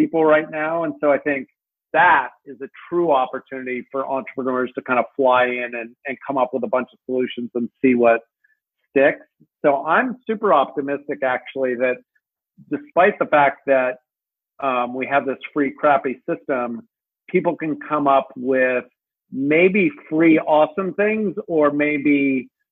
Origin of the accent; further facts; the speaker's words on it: United States; as an American